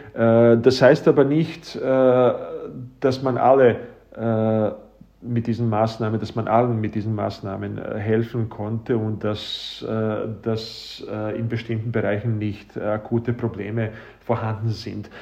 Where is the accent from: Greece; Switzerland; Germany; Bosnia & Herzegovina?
Bosnia & Herzegovina; now in Austria; ich selbst bin aus Bosnien-Herzegowina stammend